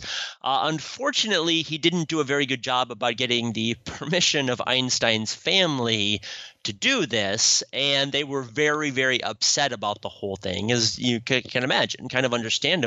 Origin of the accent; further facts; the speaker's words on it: Sioux Falls, South Dakota, United States; my hometown of Sioux Falls, South Dakota